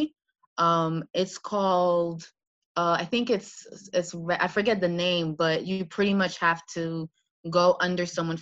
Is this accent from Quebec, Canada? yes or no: yes; Montreal, Quebec, Canada; moved away as an adult; now in New York City, United States; I was actually born and raised in Montreal